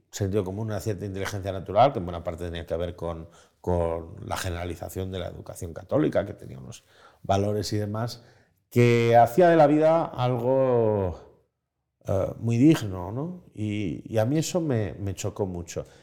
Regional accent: Spain; como tantos españoles, yo nací en el país, el mejor país del mundo, en el país con una esperanza de futuro, con una esperanza más clara. Em, nací en el año 80.

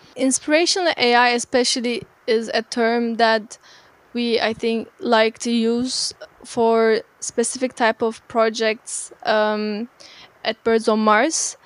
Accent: Turkey; moved away as an adult; now in Berlin, Germany; I'm originally from Turkey and I moved to Berlin about six years ago to study media informatics

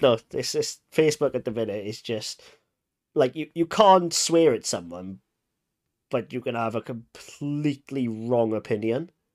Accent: Wales, United Kingdom; I'm Welsh

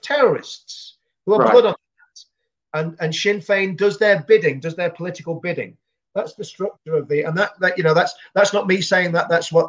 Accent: England, United Kingdom; I'm an Englishman

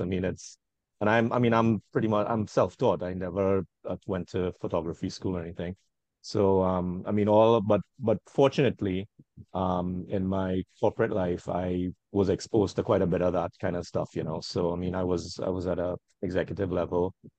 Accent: Trinidad & Tobago; I'm from Trinidad and Tobago.

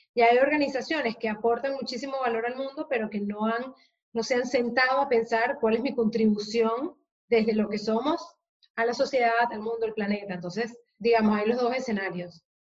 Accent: Venezuela; now in Spain; yo soy venezolana de origen

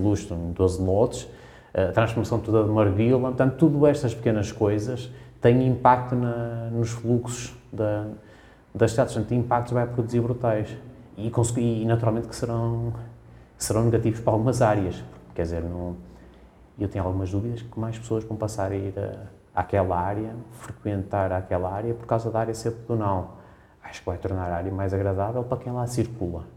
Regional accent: Braga, Norte, Portugal; now in Lisbon, Portugal; Eu sou bracarense

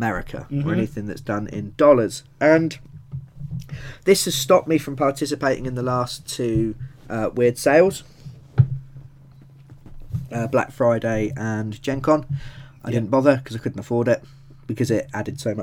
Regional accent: United Kingdom; We are British

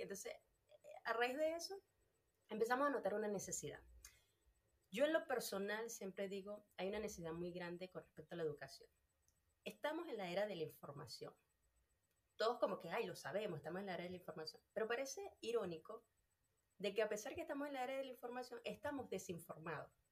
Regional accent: Venezuela; moved away as an adult; yo soy de Venezuela

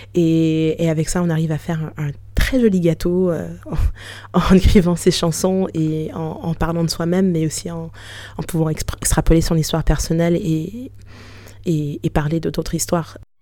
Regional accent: Canada; moved away as an adult; also born or lived in Haiti; now in France; je suis née au Canada

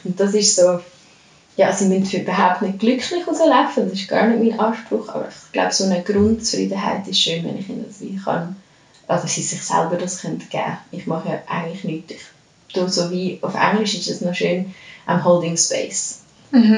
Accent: Lucerne, Switzerland; moved away as an adult; now in Zurich, Switzerland; ich komme ursprünglich aus Luzern

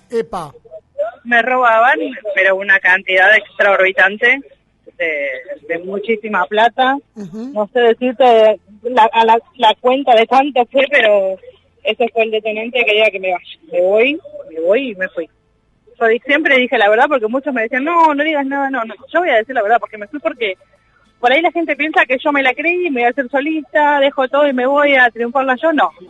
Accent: Villa de Mayo, Buenos Aires Province, Argentina; Sí. sí, bien de zona norte, que es lo que queremos.

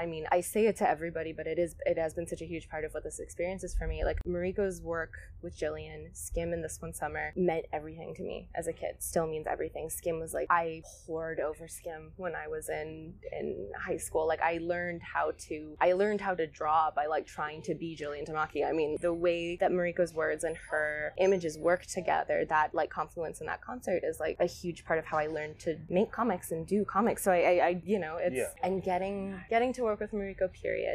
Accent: Spain; I kind of credit to growing up in Spain and to growing up kind of around, you know, you're sort of immersed in a different kind of visual landscape when you're there

